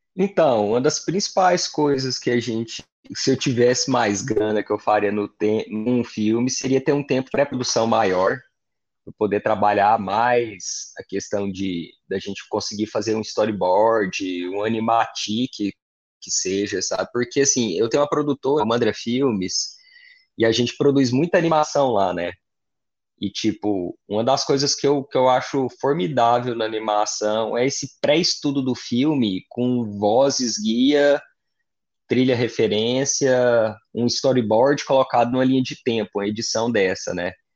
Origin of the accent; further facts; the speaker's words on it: Goiás, Brazil; eu cresci em Goiás